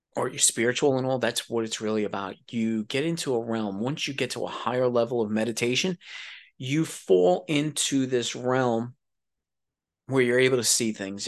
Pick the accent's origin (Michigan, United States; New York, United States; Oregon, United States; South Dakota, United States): New York, United States; New York City; moved away; I was a dude from New York City